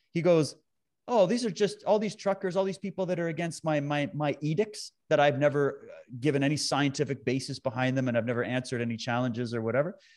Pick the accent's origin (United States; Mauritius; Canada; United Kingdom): Canada; I was born and raised in Canada. I live in B C, as you said, right now, but I've lived all over the country.